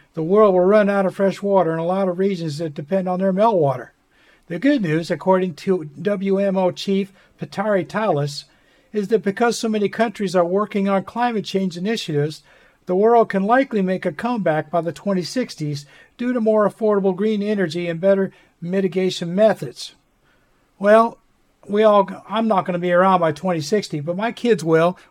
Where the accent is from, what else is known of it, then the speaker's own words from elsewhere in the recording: United States; accent: American; my American accent